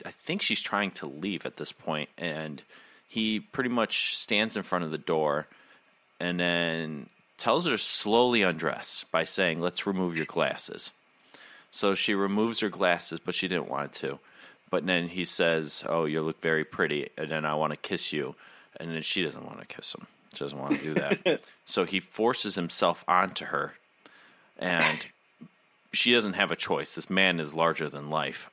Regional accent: Midwest, United States; growing up in the Midwest

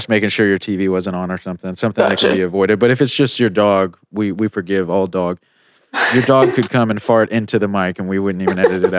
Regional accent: United States; I have an assault rifle that I haven't even had the chance to shoot yet because I'm American.

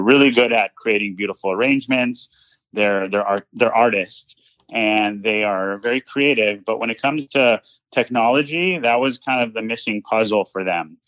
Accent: Los Angeles, California, United States; I grew up in Los Angeles, California.

